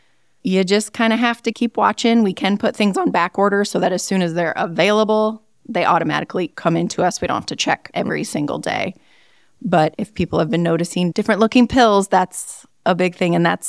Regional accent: Northwest Iowa, United States; So I grew up in Northwest Iowa.

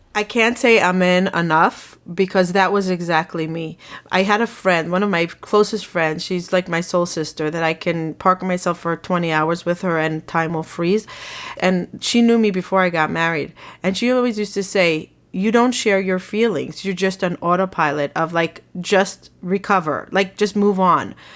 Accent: Israel; moved away as an adult; now in United States; I grew up in Israel

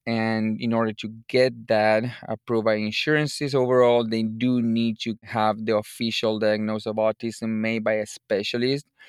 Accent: Buenos Aires Province, Argentina; moved away as an adult; also born or lived in Chicago; now in United States; I'm originally from Argentina, from the province of Buenos Aires.

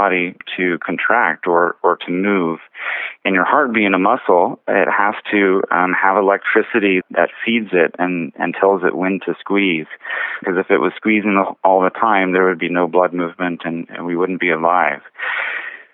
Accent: Bakersfield, California, United States; moved away as an adult; also born or lived in Los Angeles / Hawaii; I was born and raised here in Bakersfield, and so I'm happy to be back home

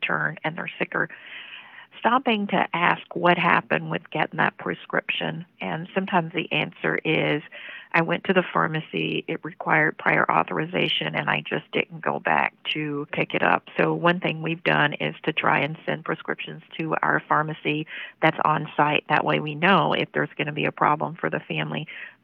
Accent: Memphis, Tennessee, United States; I was born in Memphis in an inner city neighborhood.

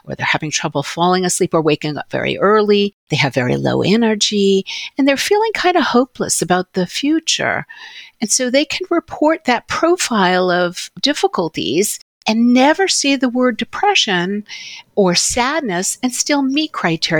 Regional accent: New York City, New York, United States; I grew up in New York City

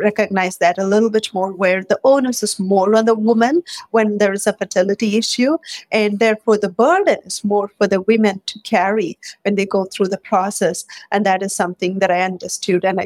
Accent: India; moved away as an adult; also born or lived in Michigan; now in Bay Area, United States; I grew up in India

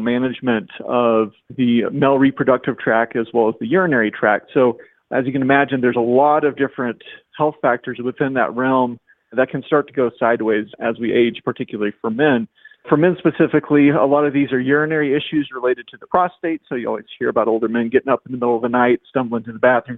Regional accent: Oklahoma, United States; moved away as an adult; also born or lived in Indiana; originally from Oklahoma

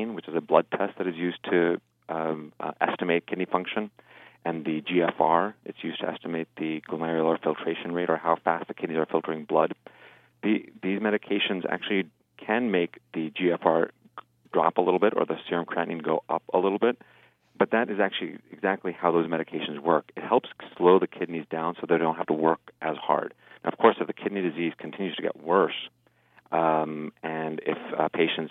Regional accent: New Jersey, United States; I was born and raised in New Jersey

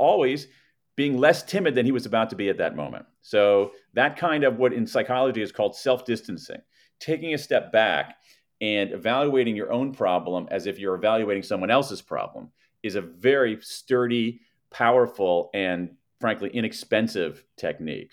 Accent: American Midwest, United States; I grew up in the American Midwest

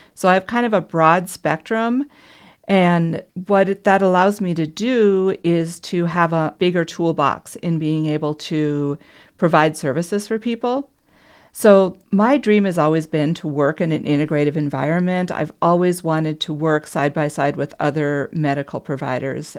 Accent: Minnesota, United States; moved away; I was originally from Minnesota

